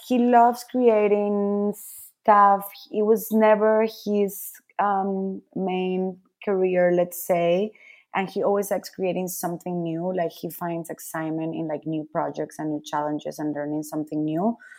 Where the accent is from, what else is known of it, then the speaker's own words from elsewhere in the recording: Caracas, Capital District, Venezuela; also born or lived in Milan, Italy / Madrid, Spain / Peru; now in New York, United States; I was born and raised in Caracas, in Venezuela.